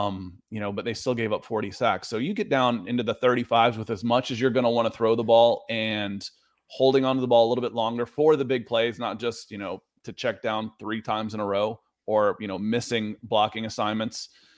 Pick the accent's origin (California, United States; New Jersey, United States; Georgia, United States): Georgia, United States; Atlanta; I mean, I could, but again, I grew up in Atlanta.